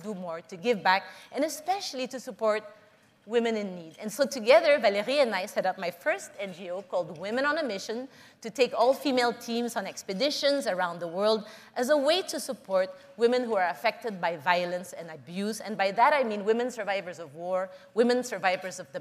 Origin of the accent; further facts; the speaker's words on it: Philippines; I was born and raised in the Philippines